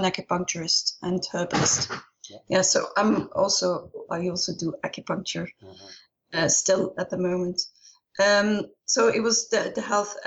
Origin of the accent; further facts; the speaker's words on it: Ghent, Flanders, Belgium; moved away as an adult; also born or lived in Brussels; I'm originally from Ghent in Belgium, but haven't lived there for a long time